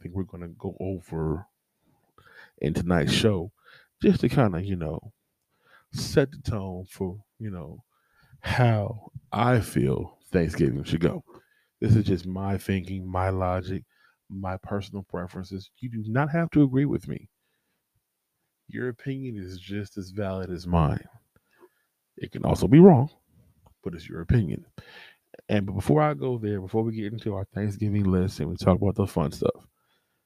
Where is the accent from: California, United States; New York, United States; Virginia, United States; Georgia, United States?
California, United States; I'm from California